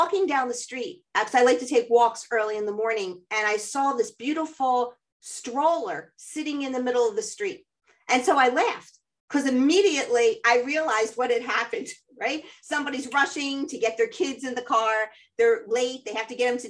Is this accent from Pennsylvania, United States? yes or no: yes; Philadelphia, Pennsylvania, United States; I grew up here in Philadelphia